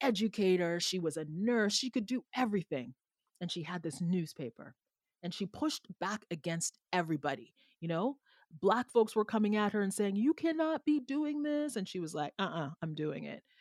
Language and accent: English; Jamaica; now in Canada; I am from a former enslaved colony in Jamaica historically.